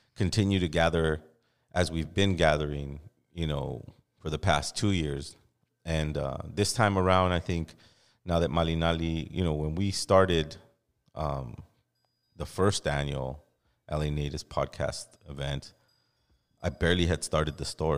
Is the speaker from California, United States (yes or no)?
yes; Los Angeles, California, United States; I'm an artist from Los Angeles for over twenty-five years